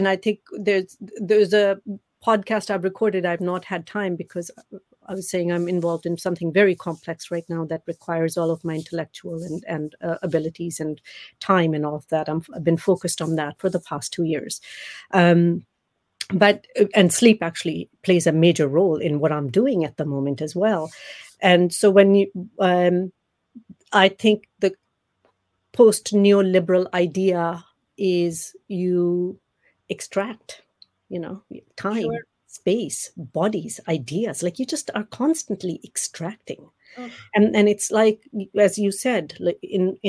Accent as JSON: {"language": "English", "town": "Amritsar", "region": "Punjab", "country": "India", "tie": "born or raised there", "said": "I grew up in Amritsar, right at the border of India"}